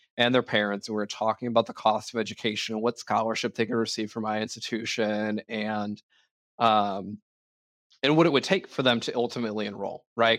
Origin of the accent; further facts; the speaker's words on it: Ireland; I'm an Irishman